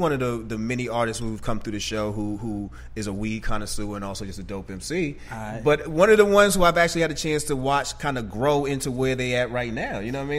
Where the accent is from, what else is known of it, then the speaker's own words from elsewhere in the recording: Boston, Massachusetts, United States; now in Atlanta, United States; I'm from Boston. I moved down south because I wanted heat.